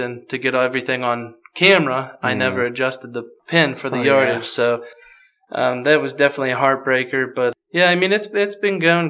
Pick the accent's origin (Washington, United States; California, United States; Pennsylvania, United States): Pennsylvania, United States; Plain Grove; I'm from Plain Grove, Pennsylvania.